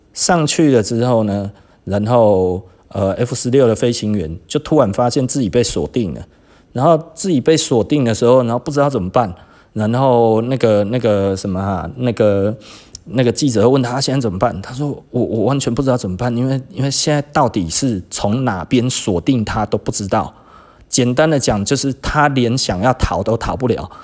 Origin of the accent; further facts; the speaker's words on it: Taiwan; 我是台湾人